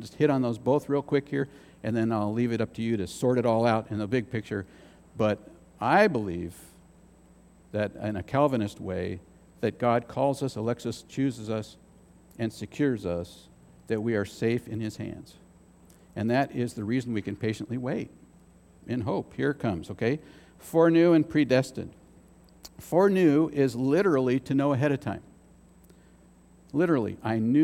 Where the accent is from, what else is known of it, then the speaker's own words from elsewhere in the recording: United States; as an American